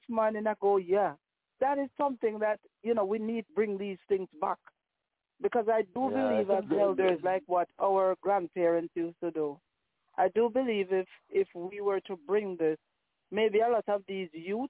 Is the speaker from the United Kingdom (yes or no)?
no; Jamaica; now in Canada; growing up in Jamaica